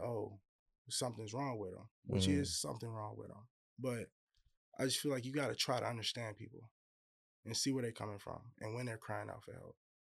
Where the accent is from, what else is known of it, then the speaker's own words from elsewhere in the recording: Hammond, Indiana, United States; I'm originally from Indiana, Hammond, Indiana. I was born out there. That's where most of my family's from.